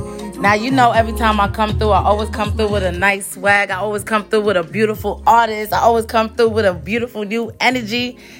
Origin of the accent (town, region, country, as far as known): New York, United States; first language Spanish; English is a second language